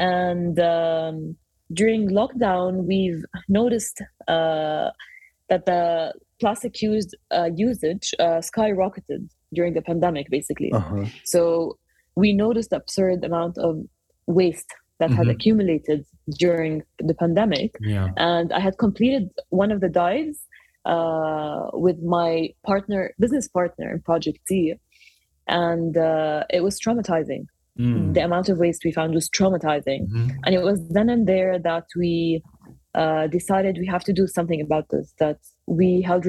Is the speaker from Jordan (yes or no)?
yes; Jordan; also born or lived in Kuwait / Cyprus; I'm of Palestinian origins, but I grew up in Jordan, in the Middle East, ever since I was younger. We moved a lot when we were younger. I was born in Kuwait, and then there was the Gulf War, and then we moved to Cyprus and ended up in Jordan.